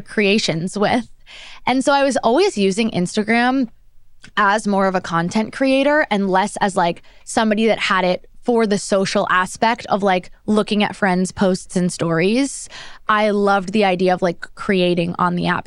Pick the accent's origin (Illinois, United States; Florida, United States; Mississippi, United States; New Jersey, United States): New Jersey, United States; Monmouth County; now in New York, United States; I grew up in New Jersey, very suburban, small town in Monmouth County